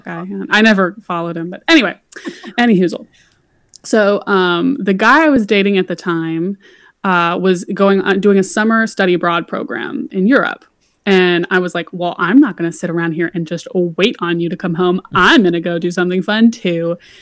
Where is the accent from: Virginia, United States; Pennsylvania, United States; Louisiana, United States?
Louisiana, United States; moved away; I'm from Louisiana originally